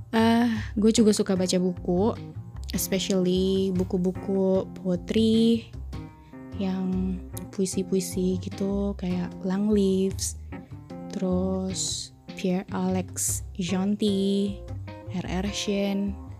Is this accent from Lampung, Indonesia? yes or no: no; Bogor, West Java, Indonesia; sekarang tinggal di Bogor. Hmm, dari SD, SMP, SMA, kecuali kuliah, gue di Bogor ya. Basically gue orang Bogor sih. Sunda